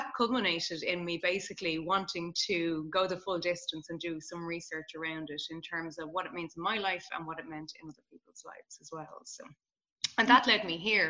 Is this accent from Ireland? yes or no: yes; Ireland; I'm Irish.